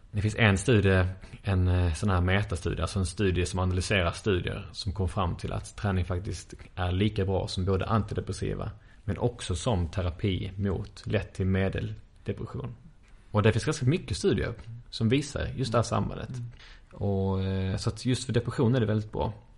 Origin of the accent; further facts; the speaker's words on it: Sweden; som svenskar här